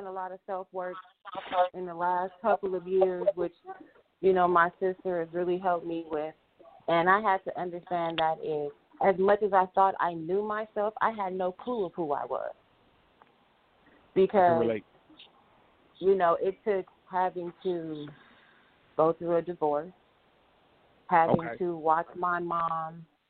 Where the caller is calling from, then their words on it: Inglewood, California, United States; I'm calling from Inglewood, California.